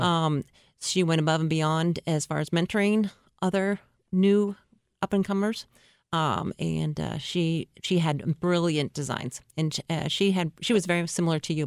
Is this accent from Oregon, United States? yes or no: yes; Oregon, United States; moved away; also born or lived in Portland / Seattle, Washington; I'm at Valley, which is in Oregon